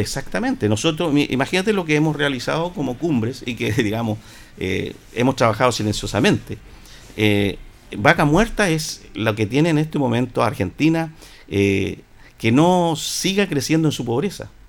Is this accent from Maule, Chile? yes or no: yes; Linares, Maule, Chile; nosotros los linarenses